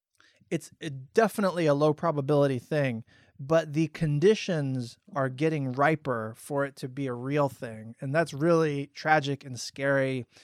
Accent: Florida, United States; also born or lived in Maryland / Indiana / California / Texas; I was stationed in Texas when I was in the military. I grew up in Florida. I was born in Maryland on the East Coast. I lived in Indiana for several years.

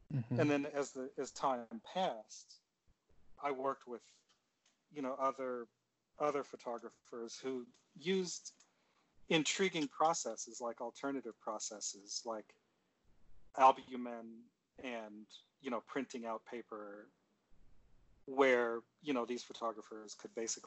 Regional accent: Seldom Seen, Pennsylvania, United States; also born or lived in Cleveland, Ohio; I was born in Cleveland. I grew up in a little town in southwestern Pennsylvania called Seldom Seen

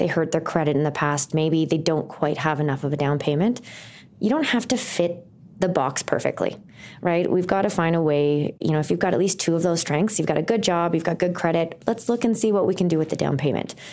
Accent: Thunder Bay, Ontario, Canada; moved away as an adult; now in Calgary, Canada; I am not from Calgary. And I used to count how many people answered and said yes, because it took a couple years of living here before someone actually told me they were born and raised. I am from Thunder Bay, Ontario.

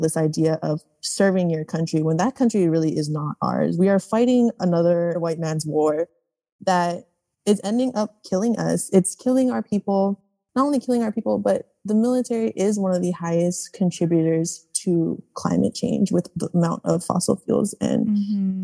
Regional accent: American Samoa; moved away as an adult; I was born and raised in American Samoa

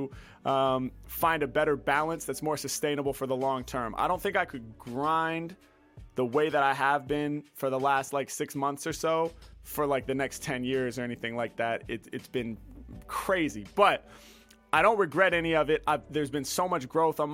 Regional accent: Portland, United States; now in Los Angeles, United States; I was born in Portland and, you know, now I live in LA, obviously.

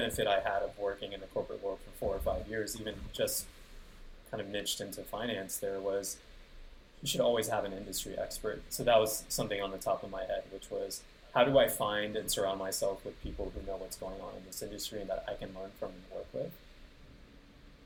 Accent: Houston, Texas, United States; now in Austin, United States; my hometown

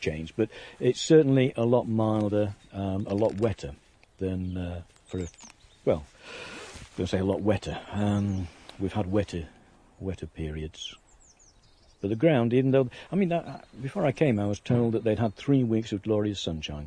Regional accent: Yorkshire and the Humber, United Kingdom; I'm a Yorkshireman

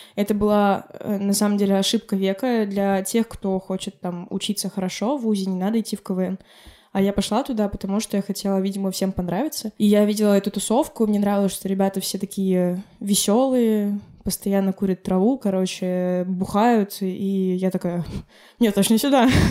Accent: Republic of Karelia, Russia; Я родилась в Карелии, где в целом Финляндия это прям 30 километров

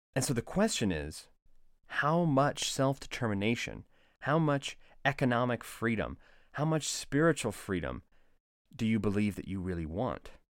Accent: United States; as an American

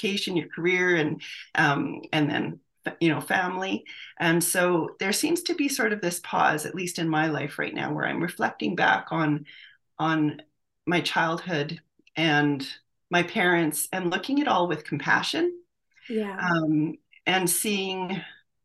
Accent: St. Albert, Alberta, Canada; also born or lived in Edmonton; I was born in Edmonton, and I grew up in St. Albert, Alberta. St. Albert's a bedroom community just north of Edmonton here

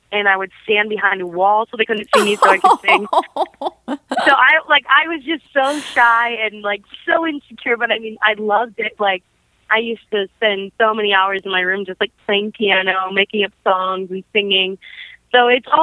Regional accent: Brown City, Michigan, United States; also born or lived in Detroit, Michigan; after we lived in Detroit, my family and I moved to a little place called Brown City, Michigan

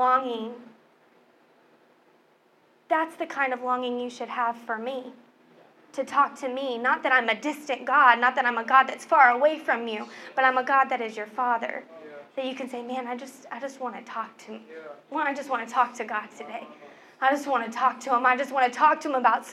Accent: Oklahoma, United States; moved away; I was raised in Oklahoma. My family lives in Oklahoma

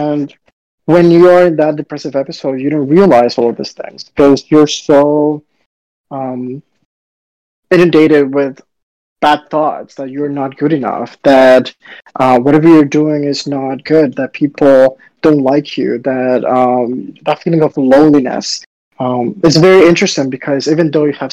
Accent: Dominican Republic; also born or lived in South Florida, United States / Baltimore, United States; now in New York, United States; I grew up in Dominican Republic, where it's sunny and hot all the time, and then South Florida, where it's also sunny, hot at the time

